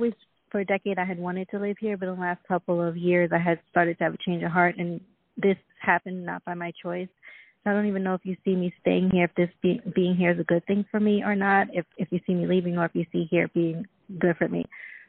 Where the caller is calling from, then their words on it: Florida, United States; And I'm calling from Florida.